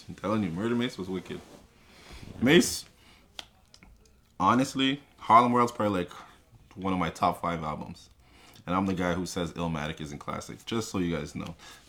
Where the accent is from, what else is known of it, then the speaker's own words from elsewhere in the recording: Sudbury, Ontario, Canada; Remember, I'm from Sudbury.